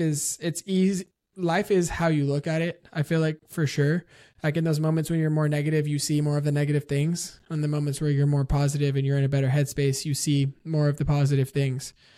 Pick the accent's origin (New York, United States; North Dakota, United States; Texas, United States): Texas, United States; San Antonio; I grew up in San Antonio